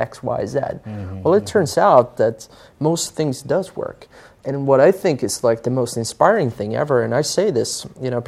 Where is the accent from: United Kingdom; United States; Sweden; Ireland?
Sweden; I grew up in Sweden